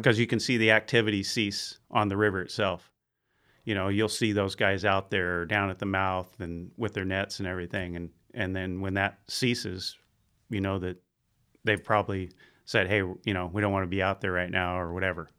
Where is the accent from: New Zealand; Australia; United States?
United States; Bayside, California; I grew up out in Bayside on Jacoby Creek